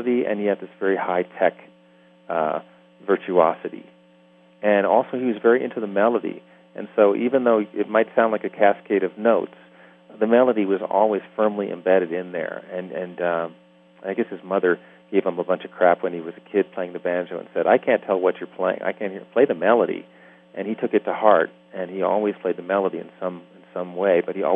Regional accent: New York City, New York, United States; I'm from New York City

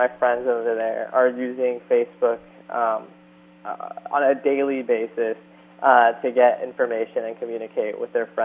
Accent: San Luis Obispo, California, United States; my hometown

